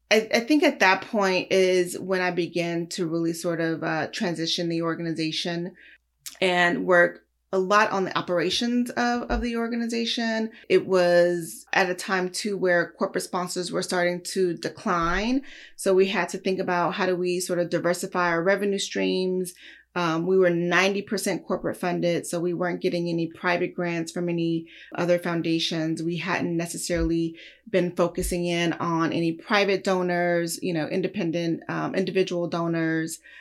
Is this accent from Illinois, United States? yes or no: no; Los Angeles, California, United States; also born or lived in Lubbock, Texas; raised here in Los Angeles, in South Central